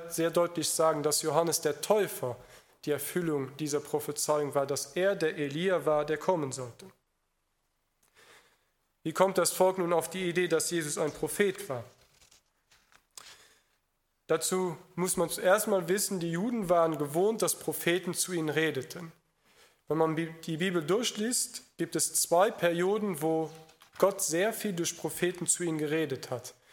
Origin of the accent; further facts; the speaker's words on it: Luxembourg; im Gegensatz zu vielen Deutschen oder in meinem Heimatland Luxemburg, dass er das schon mal begriffen hat